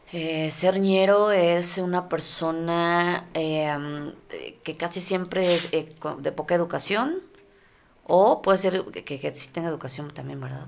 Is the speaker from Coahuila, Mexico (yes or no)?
no; Mexico City, Mexico; now in Ciudad Juárez, Mexico; vengo de la Ciudad de México